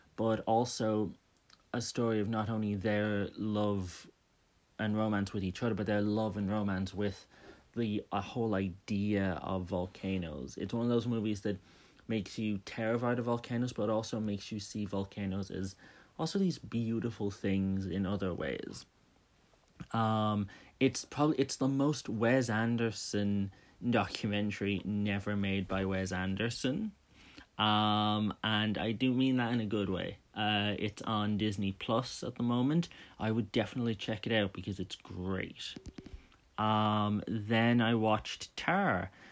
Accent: Dublin, Leinster, Ireland; I'm from Dublin

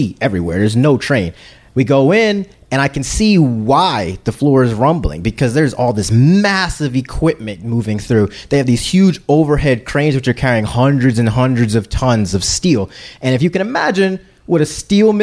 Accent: Philadelphia, Pennsylvania, United States; I'm from Philly

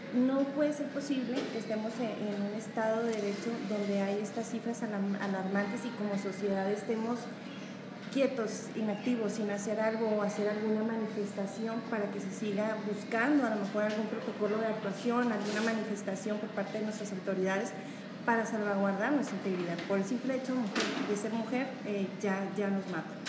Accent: Mexico; como Estado mexicano

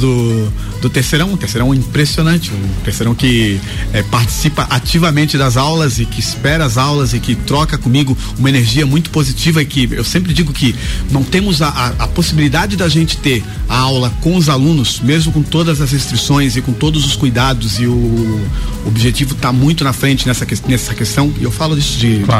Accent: Santa Catarina, Brazil; also born or lived in Lages; now in Florianópolis, Brazil; da nossa, da nossa região, do, de Santa Catarina

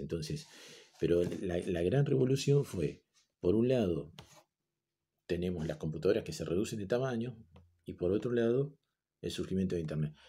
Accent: Argentina; somos argentinos

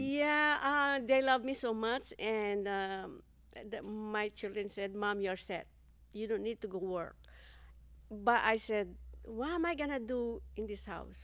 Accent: Philippines; moved away as an adult; I'm from the Philippines. Uh, I came to, uh, this country for me to fulfill my big dreams

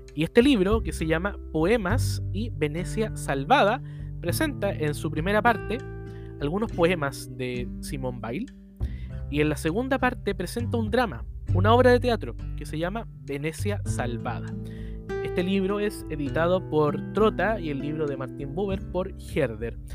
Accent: Chile; soy el único chileno escribiendo en el libro

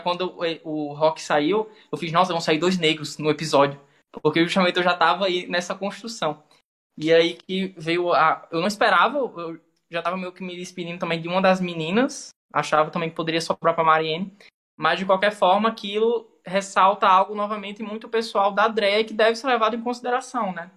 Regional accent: Caicó, Rio Grande do Norte, Brazil; eu sou daqui de Caicó, né, interior do Rio Grande do Norte.

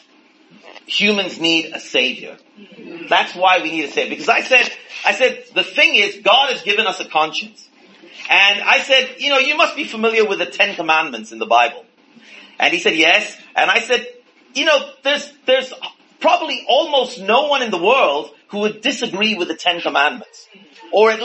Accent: India; growing up in India, in a different religion

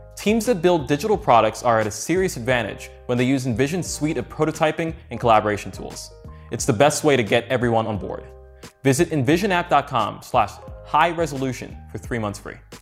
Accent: New York, United States; moved away as an adult; now in San Francisco, United States; I was born in New York

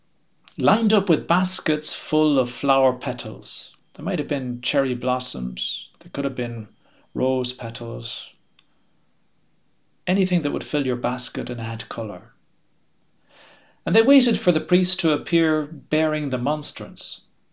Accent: Ireland; born or raised there; now in Dublin, Ireland

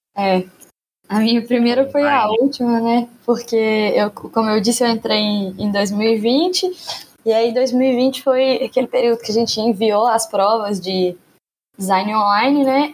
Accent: Divinópolis, Minas Gerais, Brazil; moved away as an adult; now in Belo Horizonte, Brazil; eu não sou de Belo Horizonte, eu sou de Divinópolis, que é uma cidade próxima aqui

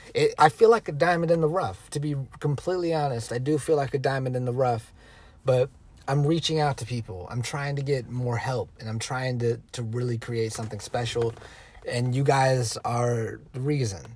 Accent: United States; we as the American people, we as a nation

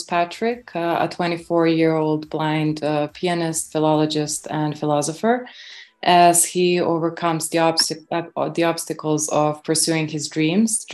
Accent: Belgrade, Serbia; moved away as an adult; also born or lived in Warsaw; I was born and raised in Belgrade, Serbia

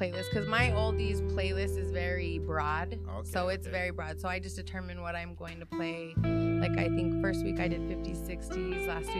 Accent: New Mexico, United States; We're from New Mexico.

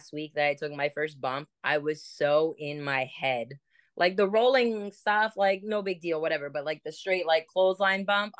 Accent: Cleveland, Ohio, United States; moved away as an adult; now in Canada; I'm originally from the Cleveland area

